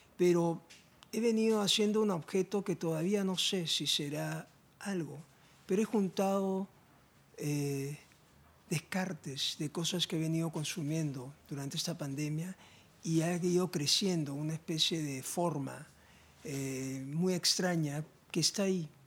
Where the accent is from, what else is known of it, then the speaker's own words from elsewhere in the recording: Lima, Peru; he nacido en la costa, desde niño he tenido afinidad con la playa, la arena, iba a Punta Hermosa, toda la infancia